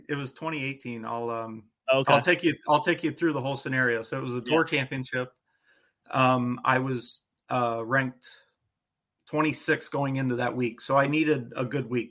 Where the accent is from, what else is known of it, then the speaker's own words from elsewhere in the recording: Northeast Ohio, United States; I grew up playing Lions Den Golf Course in Canal Fulton, Ohio